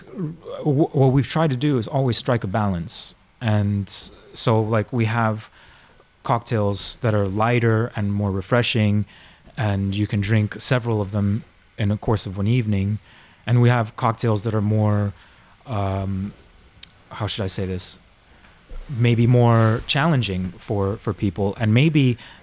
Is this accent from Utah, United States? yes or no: no; Miami and Orlando, Florida, United States; moved away as an adult; also born or lived in Argentina; now in Amsterdam, Netherlands; I was born in Argentina, but I grew up in Miami and Orlando.